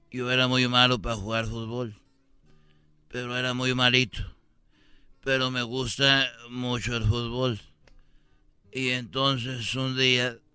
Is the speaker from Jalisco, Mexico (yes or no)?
yes; Jalisco, Mexico; Bueno, mira, un día yo soy de, de, de Jalisco